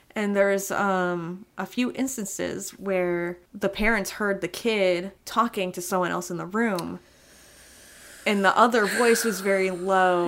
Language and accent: English; Monroe, Connecticut, United States; I grew up in Monroe, Connecticut